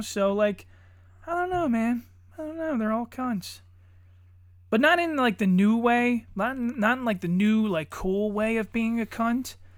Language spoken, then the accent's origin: English; Pennsylvania, United States; I'm a dipshit from Pennsylvania